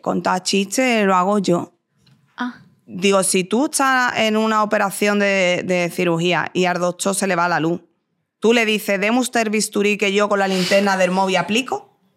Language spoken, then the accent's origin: Spanish; Jerez de la Frontera, Andalusia, Spain; accent: andaluz; moved away; Yo soy de Jerez, eh, yo he vivido 23 años en Jerez, te quiero decir, eh, mm, por lo que sea, hablo así